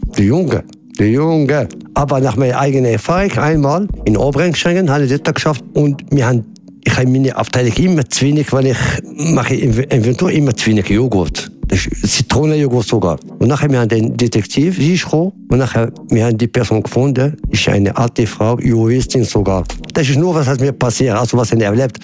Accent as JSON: {"language": "German", "town": "Casablanca", "region": "Casablanca-Settat", "country": "Morocco", "moved": "yes", "lives_now": "Switzerland", "said": "ich komme ursprünglich aus Marokko, aus Casablanca"}